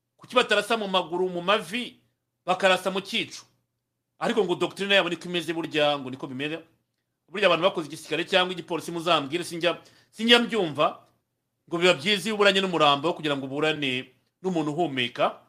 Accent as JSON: {"language": "Kinyarwanda", "country": "Rwanda", "said": "abanyarwanda twe nk'abanyarwanda"}